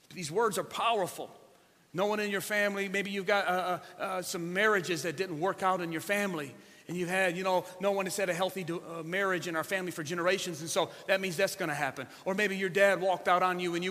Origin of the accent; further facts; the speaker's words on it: Ecorse, Michigan, United States; I'm from Southwest or from Ecorse